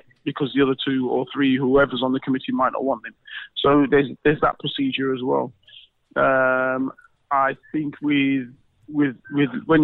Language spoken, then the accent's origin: English; Leicester, East Midlands, United Kingdom; moved away; I'm actually born in Leicester. Born and raised in Leicester